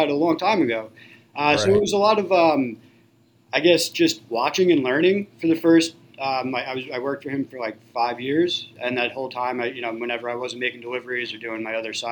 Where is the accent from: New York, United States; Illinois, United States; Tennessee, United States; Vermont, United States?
New York, United States; Levittown; I was born and raised in Levittown, actually, and I was lucky enough to be able to open up a business, my first pizzeria, in the town that I was born and raised